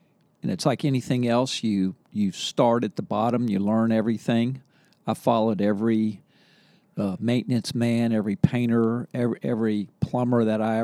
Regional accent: Charleston, West Virginia, United States; now in Charlottesville, United States; I'm from Charleston, West Virginia.

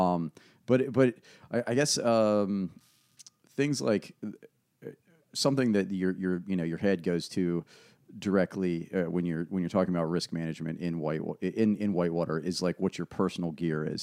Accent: Ashland, Virginia, United States; also born or lived in West Coast; I was raised in Ashland

